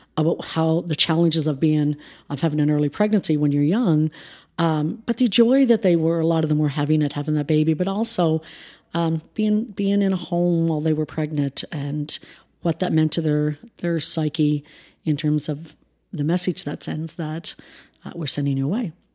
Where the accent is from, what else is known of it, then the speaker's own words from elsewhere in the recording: Prince Edward Island, Canada; we grew up in rural P E I, which by all means was a fantastic, phenomenal place to grow up